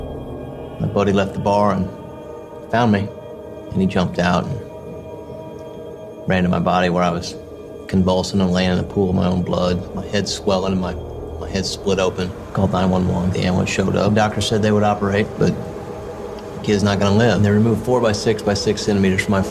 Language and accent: English; Kansas City, United States; I grew up here in the Kansas City area, one of the suburbs of Kansas City